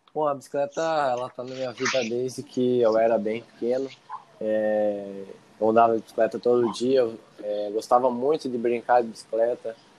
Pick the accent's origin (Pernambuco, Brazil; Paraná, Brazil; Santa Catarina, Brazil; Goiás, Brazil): Paraná, Brazil; Serranópolis do Iguaçu; now in Medianeira, Brazil; Eu nasci em Serranópolis do Iguaçu, mas hoje eu moro em Medianeiras, moro junto com a minha mãe